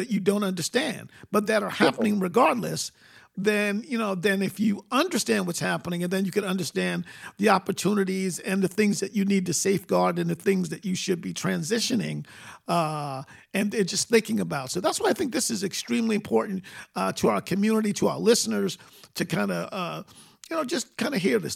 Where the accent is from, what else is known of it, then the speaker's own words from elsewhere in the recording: New York City, New York, United States; moved away; where I grew up in Queens